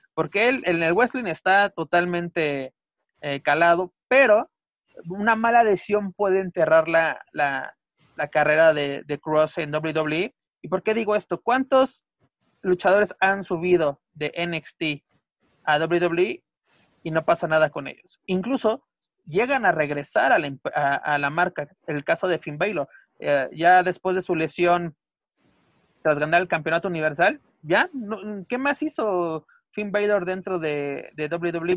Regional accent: Mexico; nosotros como mexicanos

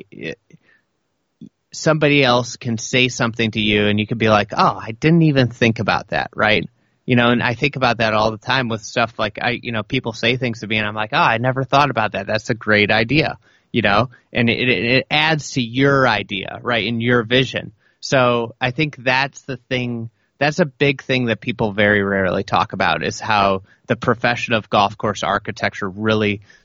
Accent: Lake Bluff, Illinois, United States; I grew up in Lake Bluff

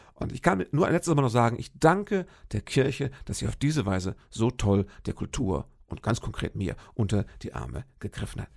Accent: Fürth, Hesse, Germany; moved away as an adult; Fürth im Odenwald. Das ist ja sowas wie meine Heimat. Da habe ich äh, lange gelebt. Ich glaube, so zwischen meinem, lass mich nicht lügen, zwischen meinem achten und 25.

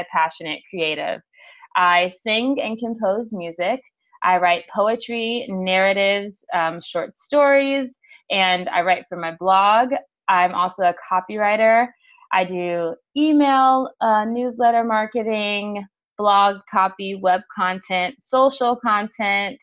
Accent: Los Angeles, California, United States; Born and raised in Los Angeles, California

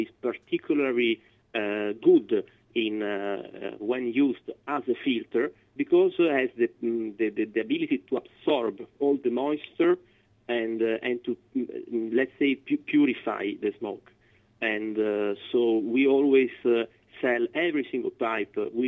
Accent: Florence, Tuscany, Italy; moved away; I am from Florence, so I grew up in Tuscany

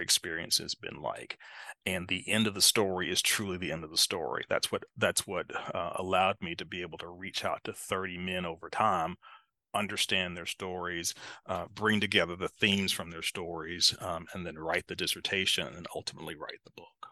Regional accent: Greensboro, North Carolina, United States; I found right here in my hometown this wonderful P H D program in leadership studies at North Carolina A and T State University

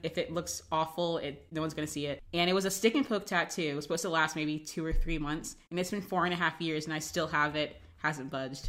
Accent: the South, United States; I'm from the South, from a very conservative family.

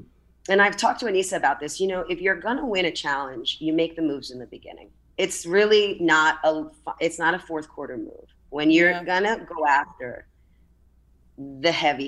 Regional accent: Miami, Florida, United States; And I'm from Miami and, you know, not born, but raised here.

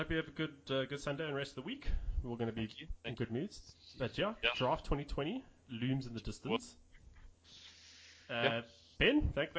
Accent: South Africa; It's just nice to feel positive about being a South African.

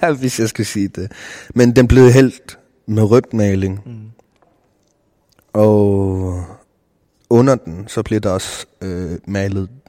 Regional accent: Greenland; Jeg, sådan, der var ingen forbilleder. Nej som grønlænder.

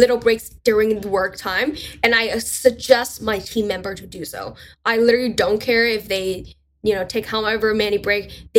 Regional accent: China; first language Mandarin Chinese; English is a second language; So my first language is actually Chinese, my Mandarin.

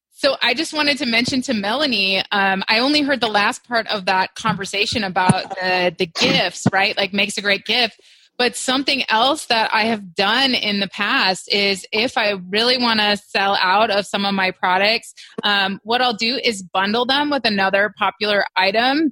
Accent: Wisconsin, United States; also born or lived in Hawaii; now in Texas, United States; I'm from Wisconsin

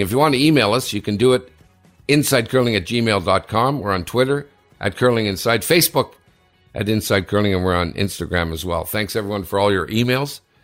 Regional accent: Sudbury, Ontario, Canada; Sudbury, my hometown

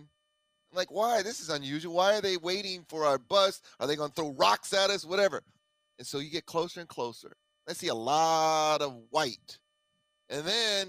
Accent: Tucson, Arizona, United States; I'm a kid from Tucson, Arizona

